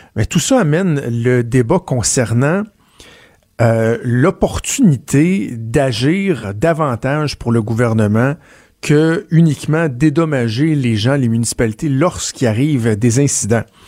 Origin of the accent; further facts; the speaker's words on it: Quebec, Canada; chez nous, au Québec